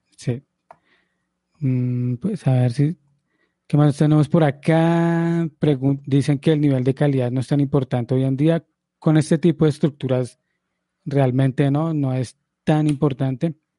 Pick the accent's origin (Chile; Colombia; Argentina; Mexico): Colombia; yo como colombiano